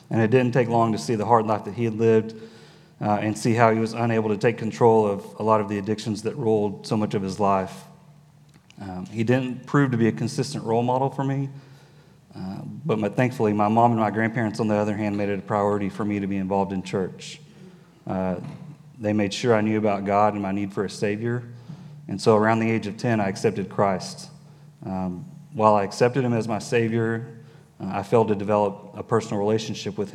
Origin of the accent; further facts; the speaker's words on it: Dallas, Texas, United States; I was born in Dallas, and I've spent most of my life in this area